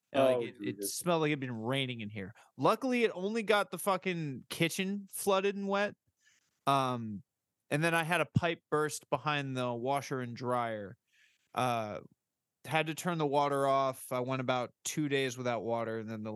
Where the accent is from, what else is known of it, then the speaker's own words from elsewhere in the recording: Florida, United States; now in Tennessee, United States; I'm from Florida